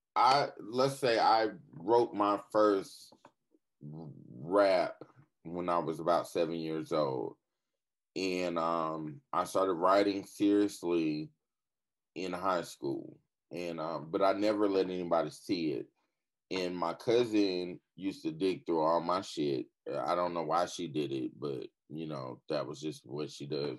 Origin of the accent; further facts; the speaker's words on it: Fayetteville, North Carolina, United States; I'm from Fayetteville, North Carolina, aka Vietnam. I'm uh, born and raised